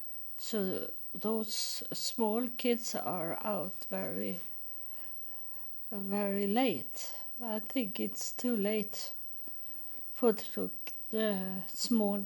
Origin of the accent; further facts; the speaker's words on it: Sweden; English is a second language; also born or lived in United States; I'm born in Sweden. I live in Sweden now